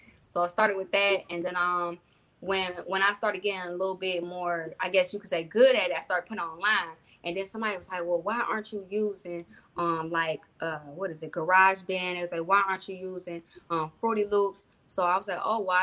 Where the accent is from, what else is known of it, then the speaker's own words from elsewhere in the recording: Detroit, Michigan, United States; Originally from Detroit